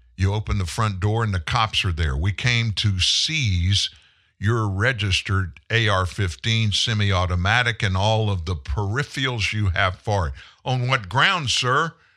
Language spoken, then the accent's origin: English; South Louisiana, United States; I grew up in South Louisiana.